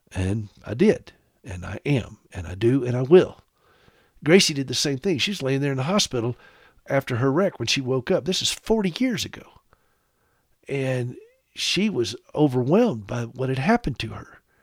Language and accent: English; South Carolina, United States; I grew up in South Carolina